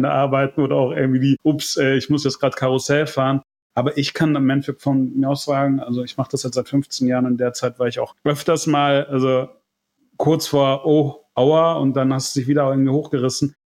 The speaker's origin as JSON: {"language": "German", "town": "Hannover", "region": "Lower Saxony", "country": "Germany", "moved": "yes", "lives_now": "Mallorca, Spain", "said": "äh, eigentlich komme ich aus Hannover"}